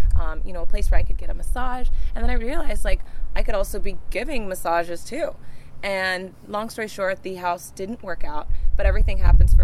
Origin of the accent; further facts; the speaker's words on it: Dallas-Fort Worth area, Texas, United States; also born or lived in New York; now in Tampa, United States; I rep the Dallas-Fort Worth area